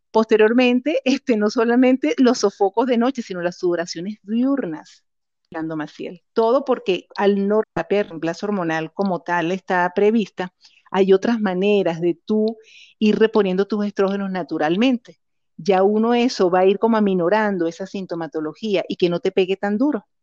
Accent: Caracas, Capital District, Venezuela; moved away as an adult; now in Costa Rica; soy venezolana, nacida en Caracas

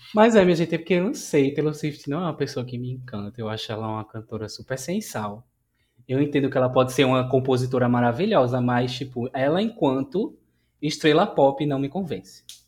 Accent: Recife, Pernambuco, Brazil; Sou de Recife

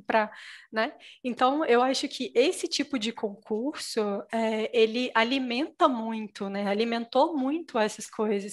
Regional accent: Minas Gerais, Brazil; eu sou mineira, né? Sou de Minas Gerais

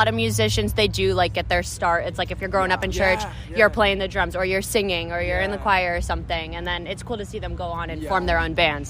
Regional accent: Vero Beach, Florida, United States; I grew up not in Jacksonville, but in Vero Beach, Florida.

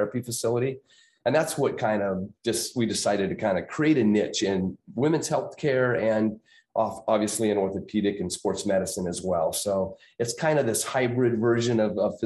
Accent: Prescott, Arizona, United States; my hometown. So growing up, I went to high school and junior high there

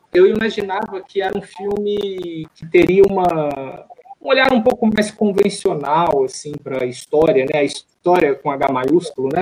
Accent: interior of Minas Gerais, Brazil; born or raised there; now in Rio de Janeiro, Brazil

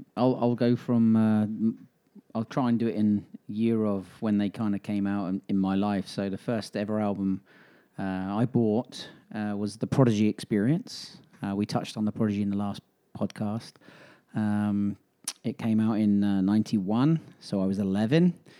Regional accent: England, United Kingdom; now in Birmingham, Alabama, United States; I was with my best friend who I grew up with in England

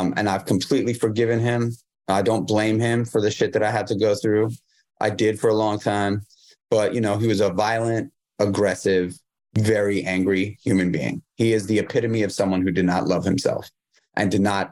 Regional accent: New York City, New York, United States; I grew up in New York City.

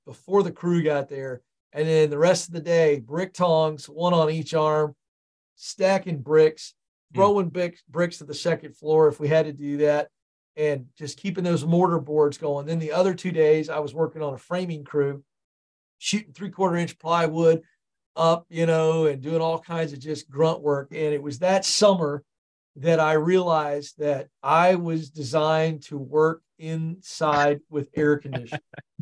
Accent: Tidewater area, Virginia, United States; born or raised there; also born or lived in Point Pleasant, West Virginia

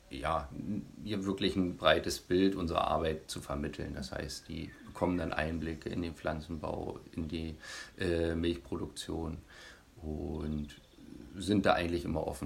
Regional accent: Bonese, Saxony-Anhalt, Germany; Ich bin hier in Bonese aufgewachsen

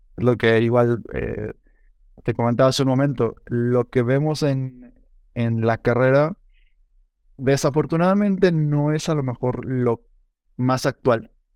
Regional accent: Morelia, Michoacán, Mexico; now in San Luis Potosí, Mexico; yo no soy de, de, aquí de San Luis, em, yo crecí en Morelia, Michoacán.

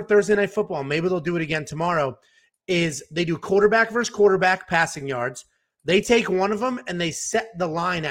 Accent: Connecticut, United States; I'm from Connecticut.

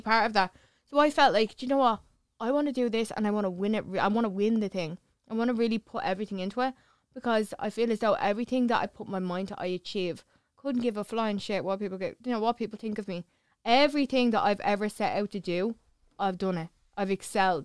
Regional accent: Clondalkin, Leinster, Ireland; I'm from Clondalkin

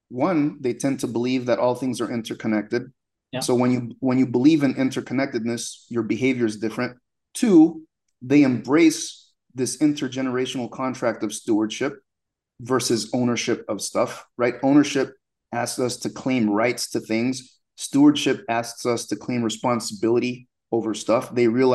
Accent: United States; born there; When I was born in the United States, my mom from Haiti, my father from Sierra Leone, but they got divorced when I was like 2 years old

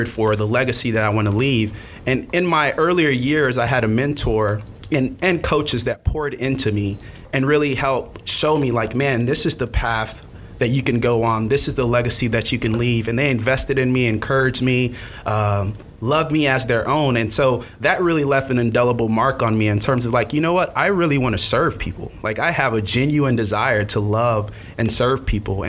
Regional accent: Miami, Florida, United States; I am born and raised in Miami, Florida, to Haitian parents

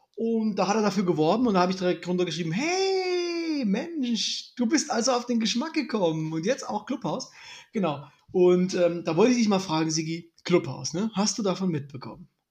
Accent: East Germany, Germany; ich bin ja ein richtiger Ossi, ich wurde niemals getauft

